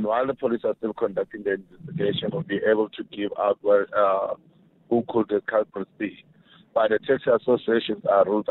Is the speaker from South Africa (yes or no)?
yes; South Africa